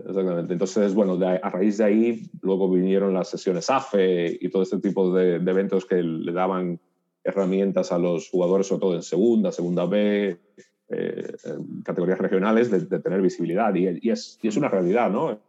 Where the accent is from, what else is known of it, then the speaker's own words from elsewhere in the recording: Dominican Republic; moved away as an adult; now in Spain; yo soy dominicano, nací en el 82 ah, y soy el mayor de, tres hermanos